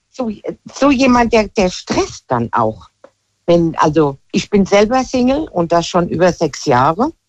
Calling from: Hesse, Germany; Ich bin äh, aus der Nähe von Limburg.

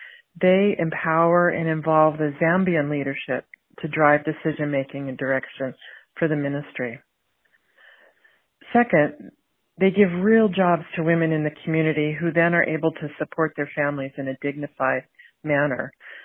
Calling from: San Jose, California, United States; I'm calling from San Jose, California.

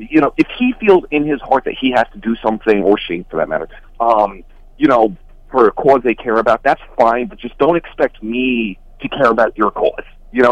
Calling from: Mahwah, New Jersey, United States; from Mahwah.

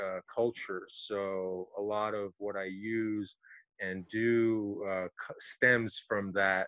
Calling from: Los Angeles, California, United States; Los Angeles.

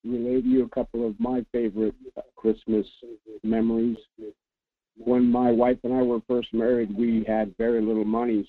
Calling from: Anchor Point, Alaska, United States; Good morning. … from Anchor Point.

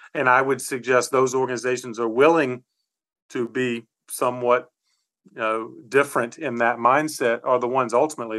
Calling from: Charlotte, North Carolina, United States; I'm on the East Coast of the US in the state of North Carolina in the city of Charlotte.

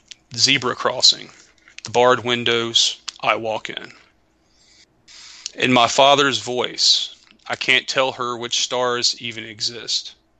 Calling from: Carrollton, Georgia, United States; Carrollton, Georgia.

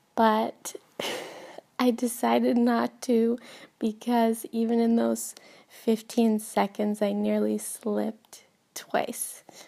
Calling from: Helsinki, Uusimaa, Finland; Diana, this is …, and I am calling from Helsinki.

